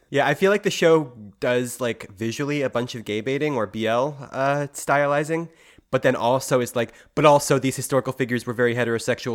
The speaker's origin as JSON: {"language": "English", "town": "Philadelphia", "region": "Pennsylvania", "country": "United States", "said": "as a Philadelphian"}